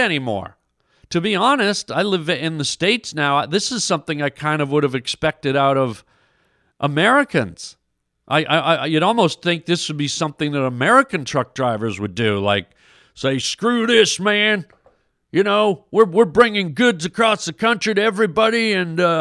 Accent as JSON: {"language": "English", "country": "Canada", "said": "I'm French-Canadian myself"}